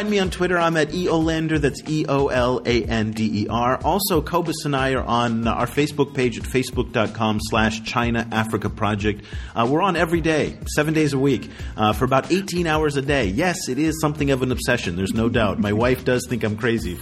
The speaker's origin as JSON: {"language": "English", "country": "France", "tie": "born or raised there", "moved": "yes", "said": "I grew up in France, and I went to school there, and I worked there."}